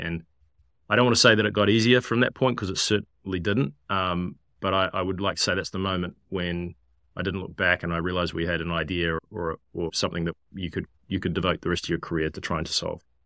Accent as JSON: {"language": "English", "country": "New Zealand", "tie": "born or raised there", "also_born_or_lived": "London / San Francisco", "moved": "as an adult", "said": "growing up in New Zealand, land of lots of sheep"}